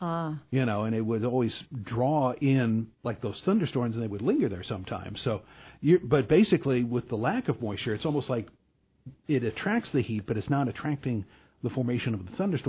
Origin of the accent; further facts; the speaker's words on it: St. Louis, Missouri, United States; I grew up in St. Louis